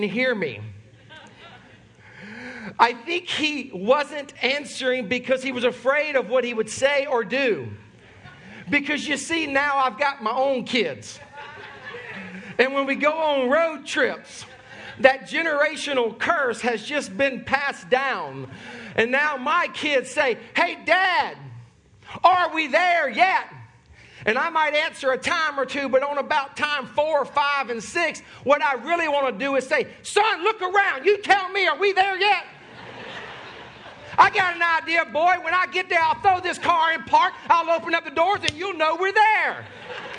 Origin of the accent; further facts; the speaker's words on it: Sumter, South Carolina, United States; born and raised in Sumter, South Carolina, my family is originally from Charleston, South Carolina